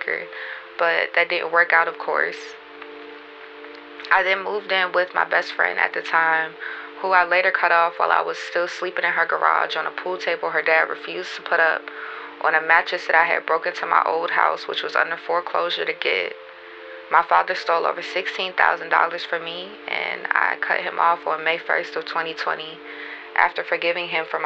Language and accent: English; Baltimore, Maryland, United States; now in Atlanta, United States; I'm from Baltimore, Maryland, but I stay in Atlanta